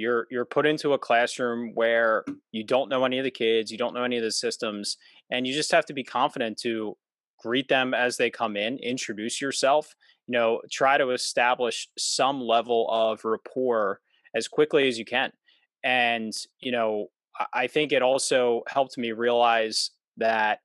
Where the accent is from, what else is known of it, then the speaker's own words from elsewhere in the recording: suburbs of Philadelphia, Pennsylvania, United States; I'm from Pennsylvania, so I'm in the suburbs of Philadelphia. And I was born and raised here